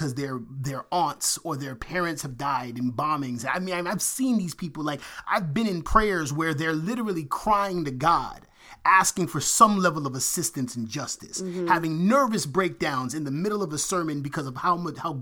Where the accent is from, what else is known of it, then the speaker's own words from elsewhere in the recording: United States; as an American